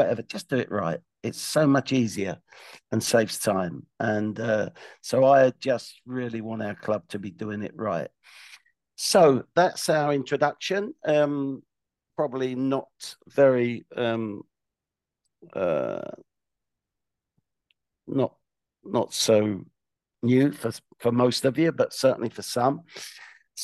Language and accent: English; London, United Kingdom; I'm from West London, youngest of three boys. We used to go to QPR 1 week and Brentford the next